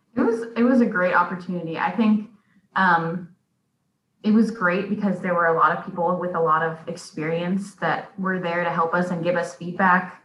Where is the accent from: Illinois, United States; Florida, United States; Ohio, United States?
Ohio, United States; Cincinnati; now in Auburn, United States; I'm originally from Cincinnati, Ohio, and right now I'm a PhD student at Auburn University